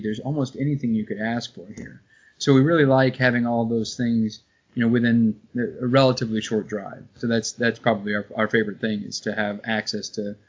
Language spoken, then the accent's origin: English; Fishers, Indiana, United States; moved away as an adult; also born or lived in Fort Wayne, Indiana / Seattle, Washington; now in Western Springs, United States; I'm originally from the Indianapolis area, a town called Fishers, which is was kind of a small like farm town when I was growing up, and now is a big suburb of Indianapolis. So grew up there, went to Indiana University, and majored in real estate finance there.